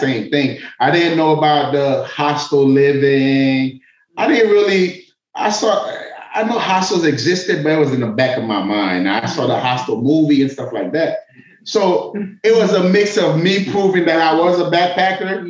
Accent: Miami, Florida, United States; moved away as an adult; also born or lived in Atlanta; I moved back to Miami from Atlanta. I'm from Miami.

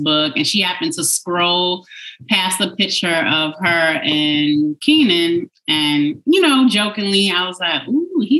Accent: New York City, New York, United States; moved away as an adult; also born or lived in Queens; now in White Plains, United States; I'm from Brooklyn. Born and raised in Brooklyn

